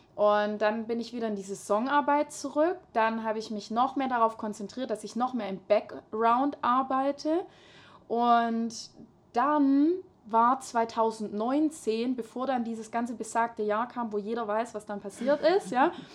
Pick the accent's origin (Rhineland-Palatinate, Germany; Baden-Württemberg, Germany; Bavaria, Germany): Baden-Württemberg, Germany; Hohenlohe, near Schwäbisch Hall; ich komme aus Hohenlohe bei Schwäbisch Hall in der Nähe. Und ähm, ja, ich bin ganz normal in die Grundschule gegangen